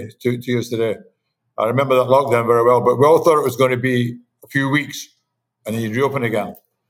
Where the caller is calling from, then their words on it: Miami, Florida, United States; My condo in Miami.